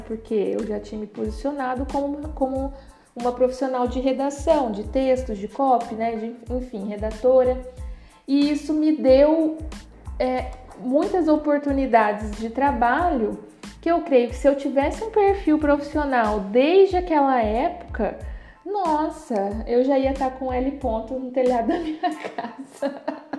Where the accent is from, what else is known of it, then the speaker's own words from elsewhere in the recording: Paraná, Brazil; eu sou do Paraná